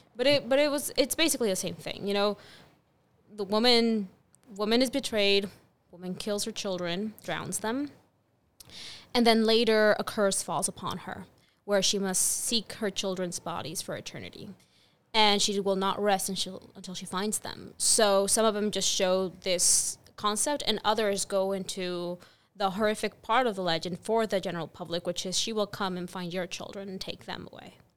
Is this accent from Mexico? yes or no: yes; Mexico; moved away as an adult; now in United States; growing up in Mexico.